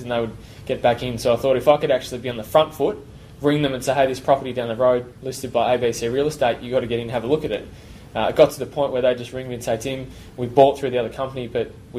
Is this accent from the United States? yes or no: no; Melbourne, Victoria, Australia; From Melbourne.